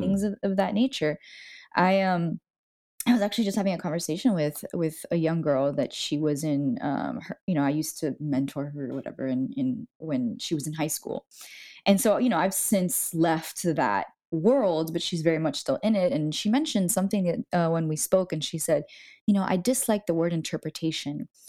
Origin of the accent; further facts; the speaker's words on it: Miami, Florida, United States; moved away; I was born and raised in Miami